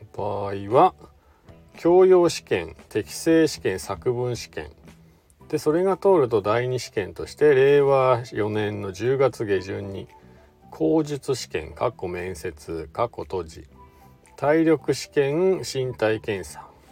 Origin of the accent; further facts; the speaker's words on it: Shizuoka, Japan; now in Hakuba, Japan; 僕の地元の静岡から来たね